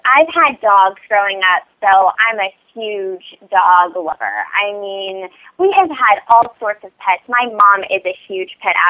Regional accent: Kaneohe, Hawaii, United States; now in Los Angeles, United States; the Castle Performing Arts Center in Kaneohe growing up on Oahu.

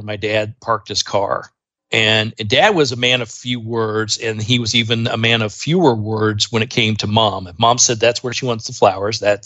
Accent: Indiana, United States; I grew up in Indiana

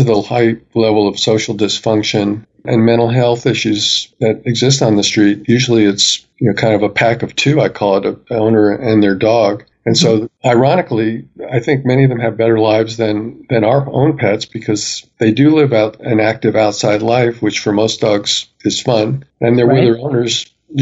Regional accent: Colorado, United States; I'm really busy in Colorado, my home state.

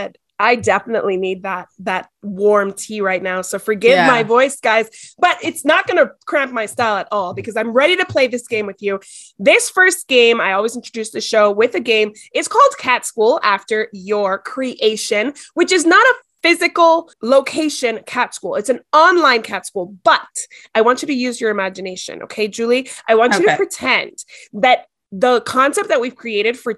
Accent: Miami, Florida, United States; now in El Paso, United States; I'm from Miami. I live in El Paso

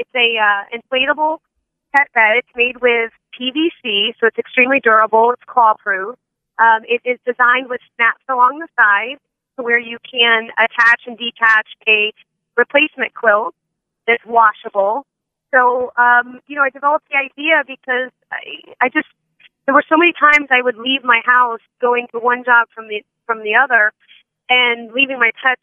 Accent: Palm Beach County, Florida, United States; I'm a native from Palm Beach County, Florida

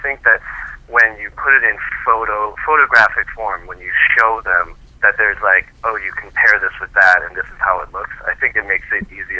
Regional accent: Boston, Massachusetts, United States; now in New York, United States; I'm a transplant from Boston, and, you know, coming to New York, I really had to step up my fashion game as well

